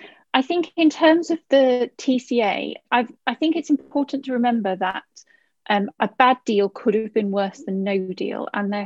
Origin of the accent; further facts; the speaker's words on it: Darlington, North East England, United Kingdom; although I need to declare an interest in that I'm from Darlington.